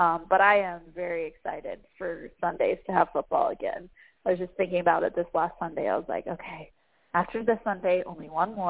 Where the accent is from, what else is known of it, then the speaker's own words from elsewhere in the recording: Florida, United States; also born or lived in Detroit, Michigan; now in Charlotte, United States; I'm from Florida